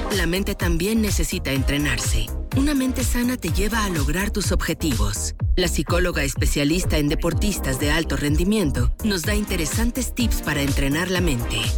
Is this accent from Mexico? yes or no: yes; Mexico; como mexicanos